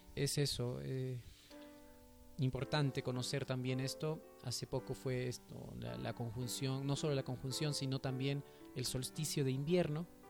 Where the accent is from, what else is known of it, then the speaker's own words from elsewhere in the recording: Peru; yo me siento identificado con la cultura andina y la cultura peruana